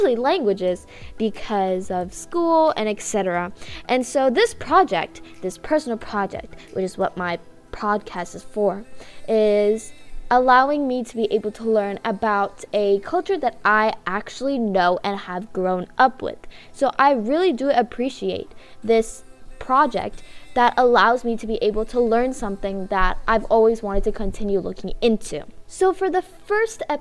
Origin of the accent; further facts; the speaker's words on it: Canada; I was born in Canada, I haven't had that full experience and knowledge of what it was like to live in Tamil Nadu